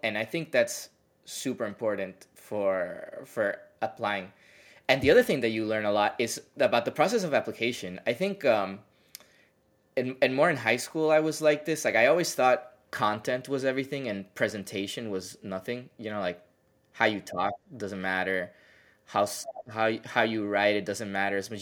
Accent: Puerto Rico; moved away as an adult; I liked growing up in Puerto Rico

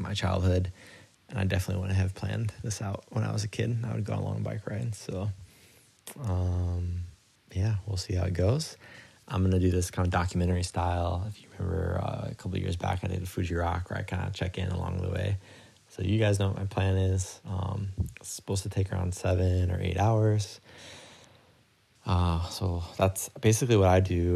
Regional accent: Midwest, United States; moved away as an adult; now in Kobe, Japan; where I grew up in the Midwest, but in America.

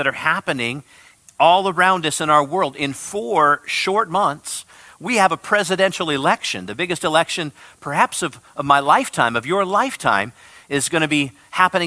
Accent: Midwest, United States; where I come from the Midwest

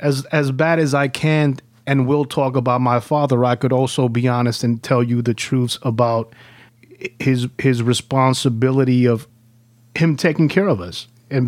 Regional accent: El Salvador; born there; Well, born in El Salvador.

